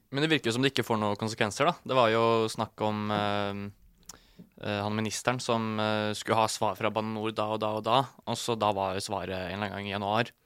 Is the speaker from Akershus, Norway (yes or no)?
yes; Ytre Enebakk, Akershus, Norway; Jeg er fra Follo